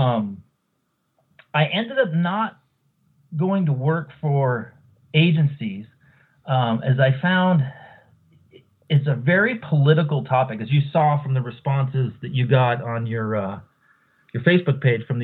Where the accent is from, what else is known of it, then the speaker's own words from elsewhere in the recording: Seattle, Washington, United States; also born or lived in Oregon / St. Kitts; now in Idaho, United States; I was born and raised in Seattle, and I moved to Idaho about 18 years ago